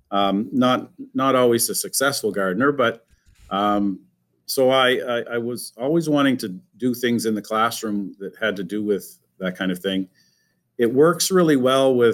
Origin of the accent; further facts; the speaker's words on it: Fredericton, New Brunswick, Canada; also born or lived in Moncton, Canada; now in Riverview, Canada; I'm originally from Fredericton